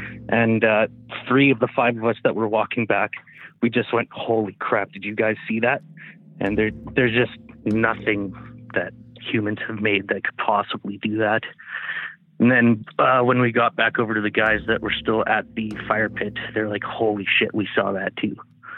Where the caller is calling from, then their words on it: Smithers, British Columbia, Canada; From Smithers, BC.